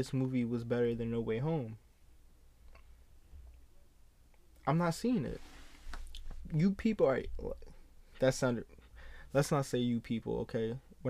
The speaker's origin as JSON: {"language": "English", "country": "United States", "tie": "born or raised there", "said": "as a young kid growing up in America"}